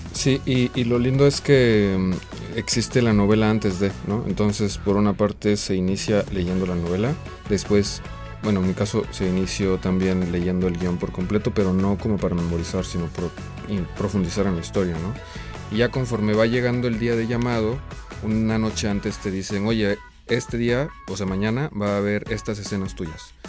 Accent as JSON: {"language": "Spanish", "region": "Oaxaca", "country": "Mexico", "tie": "born or raised there", "said": "el contexto donde yo crecí, en Oaxaca"}